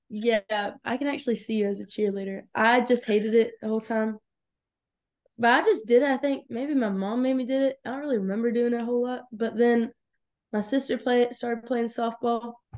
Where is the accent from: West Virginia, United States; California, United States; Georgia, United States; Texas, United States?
Georgia, United States; Locust Grove; I was born in Lucas Grove, Georgia. It's, like, our south of Atlanta